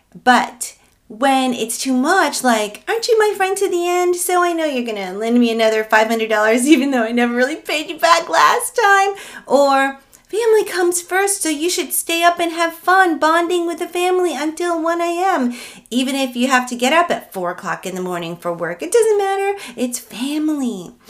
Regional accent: Philippines; I'm Filipino

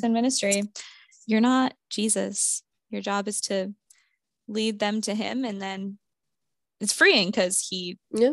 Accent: Vermont, United States; moved away; I grew up in Vermont, so I will be in Vermont from Wednesday to Monday of Thanksgiving week.

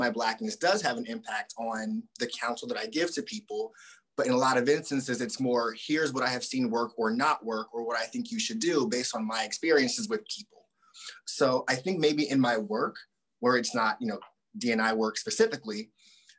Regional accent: Southern New Jersey, United States; also born or lived in Boston; now in California, United States; I grew up in Southern New Jersey, outside Philly.

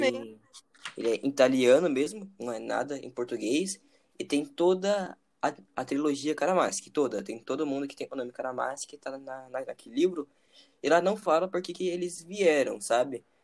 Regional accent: Brazil; eu sou brasileiro mesmo e tenho orgulho disso

